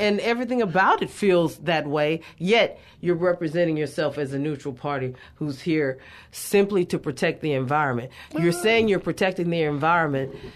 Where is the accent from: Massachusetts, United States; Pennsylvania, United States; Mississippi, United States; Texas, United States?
Texas, United States; Beaumont; I grew up in Southeast Texas, super awesome place.